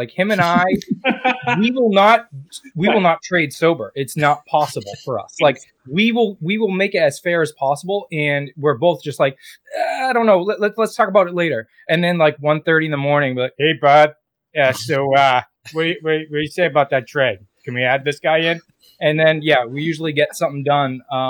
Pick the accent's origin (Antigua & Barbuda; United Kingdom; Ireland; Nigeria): Ireland; Well, I'm Irish, so I never get drunk.